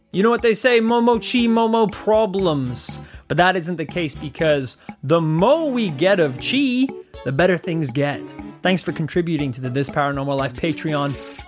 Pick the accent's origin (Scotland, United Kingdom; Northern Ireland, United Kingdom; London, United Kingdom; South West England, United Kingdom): Northern Ireland, United Kingdom; we grew up in Northern Ireland